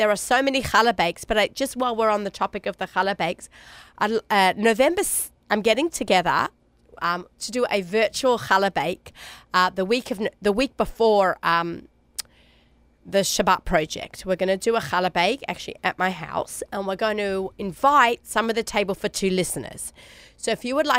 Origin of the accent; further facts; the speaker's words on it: Australia; accent: Aussie; now in New York, United States; My Aussie accent